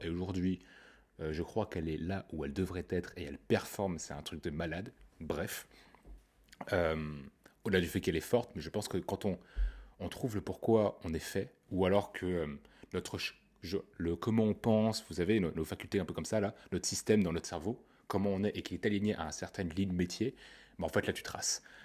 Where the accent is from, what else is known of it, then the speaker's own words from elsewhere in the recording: Paris, Île-de-France, France; Je suis parisien